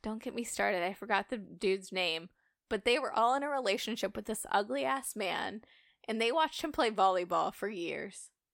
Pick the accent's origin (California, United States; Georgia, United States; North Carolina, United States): North Carolina, United States; Outer Banks; growing up on the Outer Banks, they really facilitated the party lifestyle for children